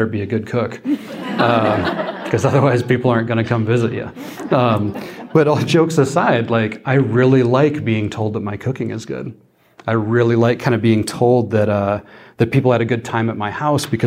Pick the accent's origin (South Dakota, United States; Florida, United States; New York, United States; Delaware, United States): South Dakota, United States; I'm from South Dakota. I grew up on a ranch out in the middle of nowhere